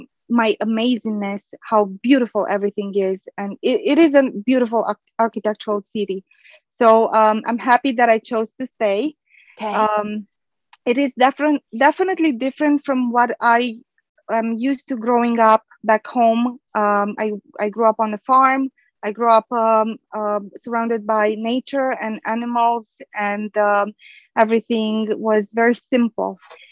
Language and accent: English; Romania; born there; English is a second language; So I speak Romanian because I was born in Romania. And back home, I used to be fluent in Spanish and French. And then I had to learn English